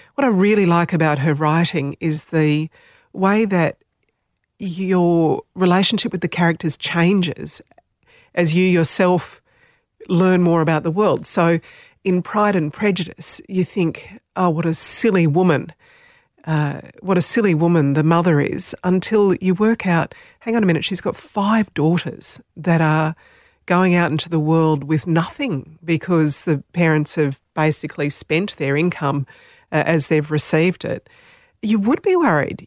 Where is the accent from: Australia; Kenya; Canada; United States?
Australia; first language Slovenian; English is a second language; I was born in Australia, so, um, I, I can speak Slovenian. We spoke Slovenian when I was very little, so it was my first language, I guess.